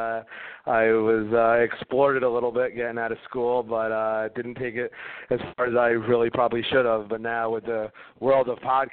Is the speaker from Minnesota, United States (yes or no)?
no; New Jersey, United States; sitting in my backyard growing up in New Jersey